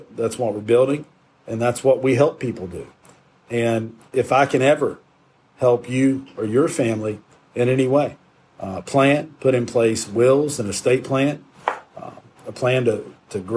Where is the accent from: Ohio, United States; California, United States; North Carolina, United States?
North Carolina, United States; Shelby; my hometown of Shelby